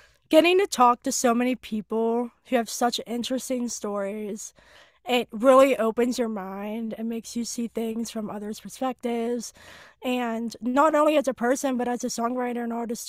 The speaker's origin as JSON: {"language": "English", "town": "Pittsburgh", "region": "Pennsylvania", "country": "United States", "tie": "born or raised there", "said": "I was on my hometown station, 100.7 Star Pittsburgh"}